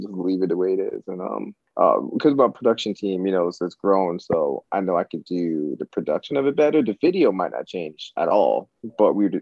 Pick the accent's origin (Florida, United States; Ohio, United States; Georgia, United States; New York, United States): New York, United States; New York City; being that I'm from New York City originally and I have a lot of family here